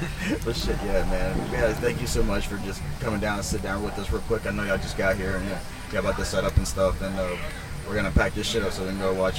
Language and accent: English; Oakdale, United States; we grew up here in Oakdale